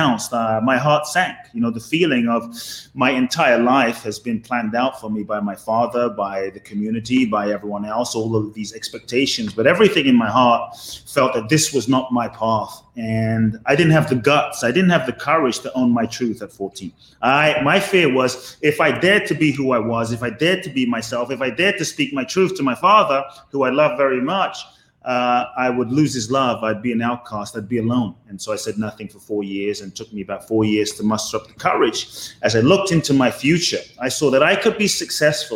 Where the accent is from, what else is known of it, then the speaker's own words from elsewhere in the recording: London, United Kingdom; also born or lived in Ghana; I was born in Ghana, West Africa. My father's from Ghana. My mother's Japanese. I grew up in London.